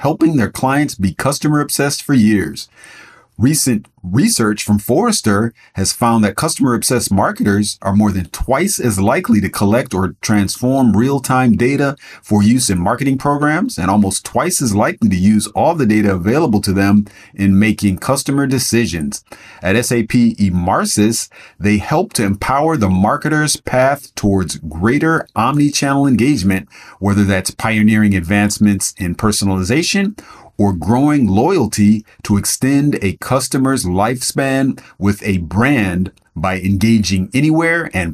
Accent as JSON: {"language": "English", "town": "Evanston", "region": "Illinois", "country": "United States", "tie": "born or raised there", "said": "I'm actually originally from Evanston, Illinois, which is where Northwestern is"}